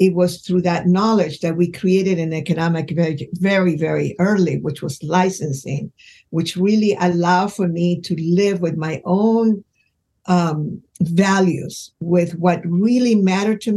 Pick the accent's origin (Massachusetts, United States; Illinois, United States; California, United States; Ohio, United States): California, United States; Los Angeles; I grew up in Los Angeles